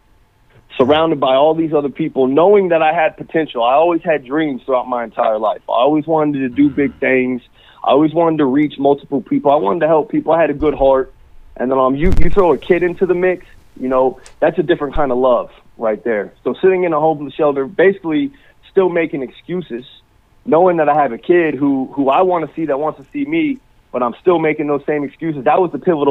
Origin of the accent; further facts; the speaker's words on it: Naples, Florida, United States; I'm from Naples, Florida, down here. Born and raised down in Naples, Florida